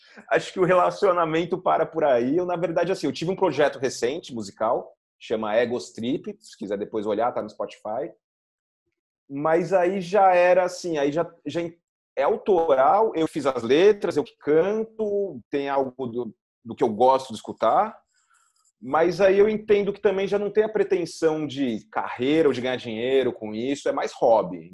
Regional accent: São Paulo, Brazil; moved away as an adult; now in Carcavelos, Portugal; nasci em São Paulo, sempre morei em São Paulo. Hoje eu tô morando em Portugal

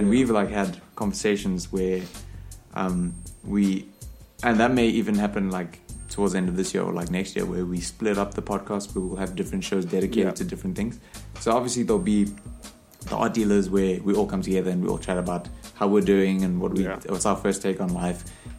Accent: South Africa; I'm South African people.

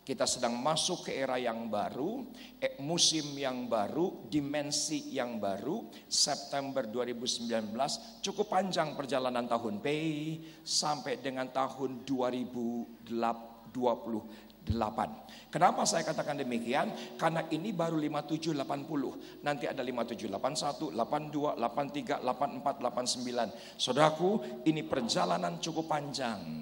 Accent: West Java, Indonesia; Ya, panggil saya Kang karena saya asli orang Sunda.

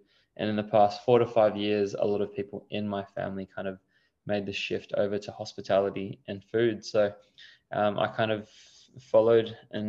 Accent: Perth, Western Australia, Australia; I was born in Perth. I'm 29 now, so turning 30 soon, hitting that big milestone. But yeah, I grew up in Perth.

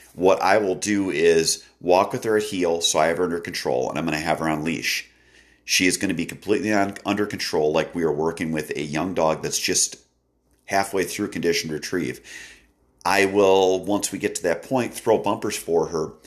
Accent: Wisconsin, United States; my home state of Wisconsin

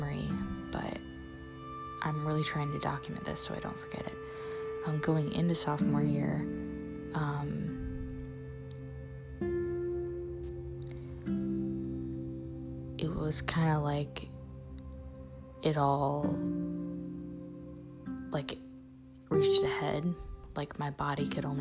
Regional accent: Central Illinois, United States; I'm from Central Illinois. My dad's been the head football coach here for 30 years

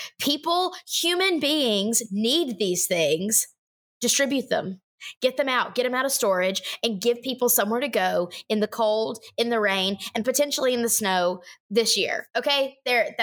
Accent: Alabama, United States; now in Tennessee, United States; I grew up in Alabama with Cable One.

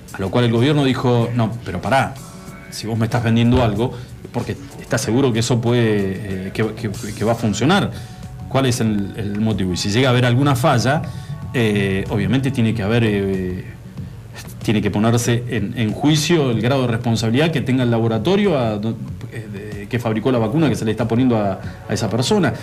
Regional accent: Argentina; como argentinos

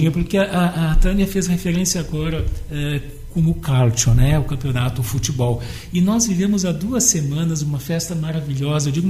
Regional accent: Italy; now in Porto Alegre, Brazil; Aqui em Porto Alegre eu torço pelo Grêmio e na Itália, como italiano, eu torço pela Lácio

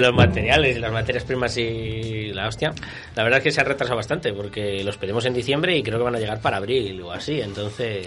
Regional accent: Viana de Cega, Castile and León, Spain; Yo soy de Viana

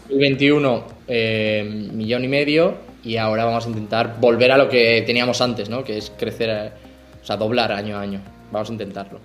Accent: Madrid, Community of Madrid, Spain; moved away as an adult; also born or lived in Mexico; now in Barcelona, Spain; yo soy de Madrid, aunque vivo en Barcelona, soy de Madrid

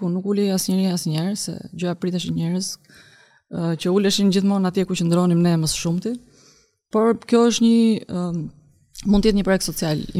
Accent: Durrës, Durrës County, Albania; kam lindur në Durrës në 1983 në nëntor. Dhe jam uh, vajza e madhe e familjes, pra kam dhe dy vëllezër të tjerë.

